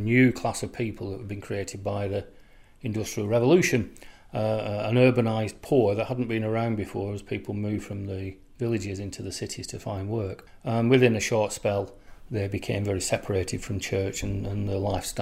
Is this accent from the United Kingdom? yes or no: yes; Oldham, North West England, United Kingdom; my hometown of Oldham